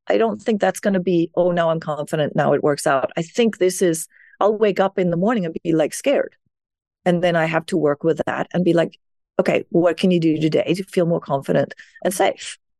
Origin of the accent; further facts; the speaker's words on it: Denmark; moved away as an adult; now in New York, United States; I was born in Denmark. So I grew up in a well-being society